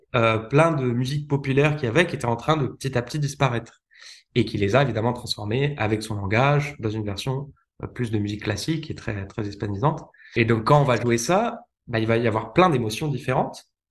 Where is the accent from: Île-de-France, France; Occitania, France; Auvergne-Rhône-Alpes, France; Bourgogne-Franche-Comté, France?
Auvergne-Rhône-Alpes, France; Lyon; j'ai grandi en France, notamment à Lyon